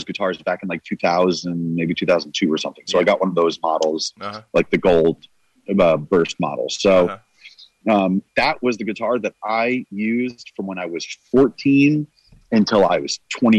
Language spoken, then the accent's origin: English; New Jersey, United States; Northern New Jersey.